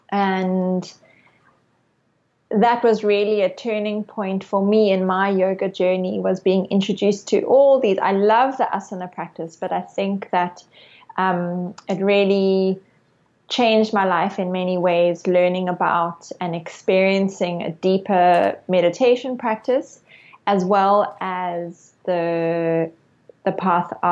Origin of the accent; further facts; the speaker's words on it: Cape Town, Western Cape, South Africa; I I grew up in Cape Town, South Africa, and when I was 18 years old, I did my first yoga class.